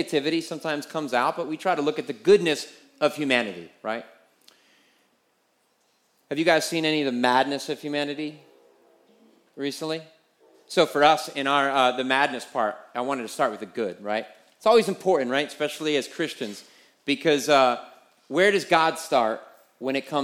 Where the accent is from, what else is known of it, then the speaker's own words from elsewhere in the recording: United States; as American